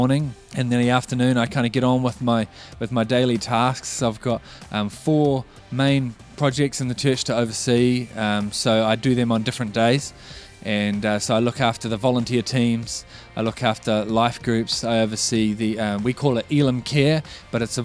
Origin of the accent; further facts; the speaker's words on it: Auckland, New Zealand; I grew up in Auckland